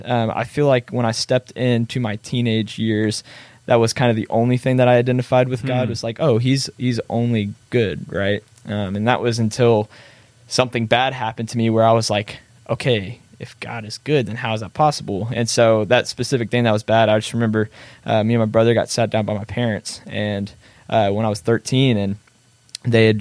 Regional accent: Missouri City, Texas, United States; I grew up in Missouri City, which is a suburb right outside of Houston, Texas, Southwest. And so that's a place that I've lived my entire life.

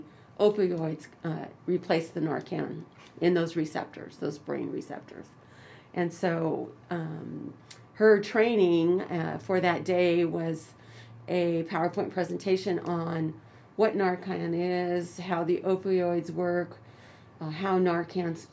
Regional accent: Choctaw Nation of Oklahoma, United States; I'm from the Choctaw Nation of Oklahoma

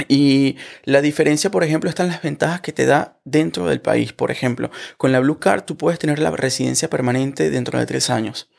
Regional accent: Venezuela; moved away as an adult; now in Germany; yo soy abogado venezolano, yo estudié Derecho

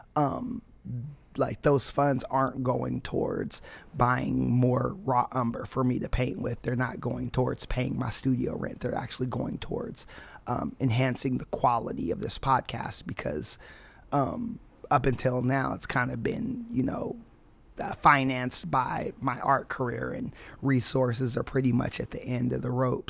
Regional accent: California, United States; also born or lived in Indianapolis, Indiana; I would say I'm from California

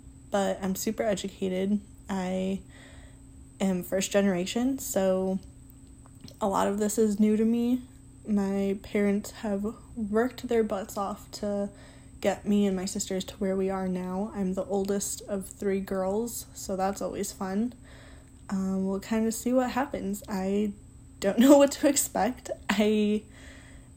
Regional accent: Detroit, Michigan, United States; moved away as an adult; now in South Bend, United States; I grew up in Detroit, Michigan, like Detroit. A city in Southwest in Mexican Town.

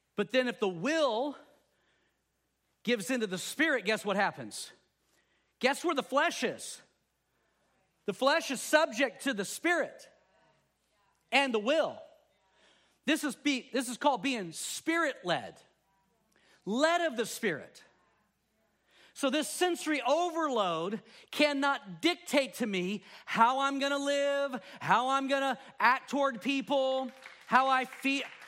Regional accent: Texas, United States; now in California, United States; growing up in Texas

